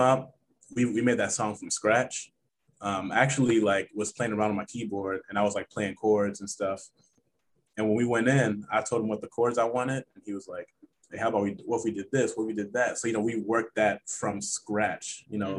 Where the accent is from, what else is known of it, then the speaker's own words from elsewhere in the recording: Cincinnati, Ohio, United States; I'm from Cincinnati, Ohio. That's home.